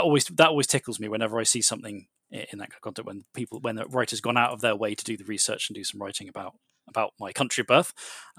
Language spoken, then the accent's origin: English; Thailand; born there; I was born in Thailand, so I tend to look out for whether games mention Thailand